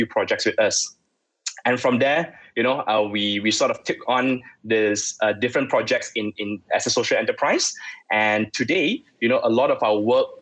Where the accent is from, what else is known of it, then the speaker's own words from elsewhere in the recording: Subang Jaya, Selangor, Malaysia; I grew up in Subang, Subang Sagway